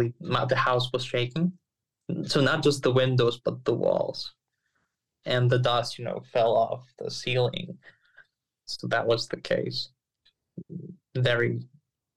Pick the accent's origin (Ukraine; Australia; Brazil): Ukraine; Rivne, Rivne Oblast; English is a second language; also born or lived in Kyiv, Ukraine; I was in Rivne, which is my hometown